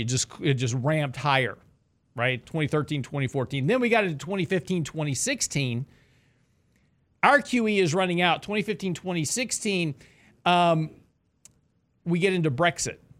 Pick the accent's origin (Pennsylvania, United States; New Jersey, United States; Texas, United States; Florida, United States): Texas, United States; Lake Jackson; I grew up in Lake Jackson, which was about an hour south of Houston